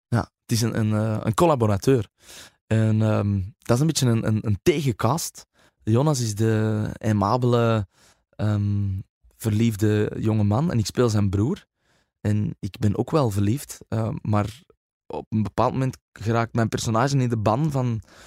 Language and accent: Dutch; Flanders, Belgium; wij als Vlamingen